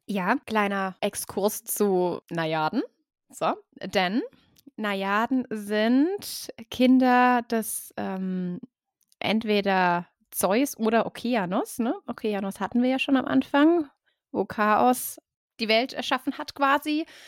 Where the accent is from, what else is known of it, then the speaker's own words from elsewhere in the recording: Baden-Württemberg, Germany; Und wir, Baden-Württemberg